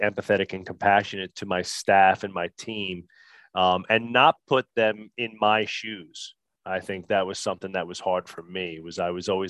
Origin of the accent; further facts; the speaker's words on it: New Jersey, United States; I'm from Jersey